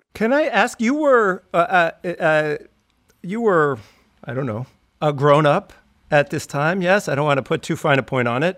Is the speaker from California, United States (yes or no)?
yes; San Diego, California, United States; you know where I grew up. San Diego. We've talked about this, San Diego, the suburbs of San Diego.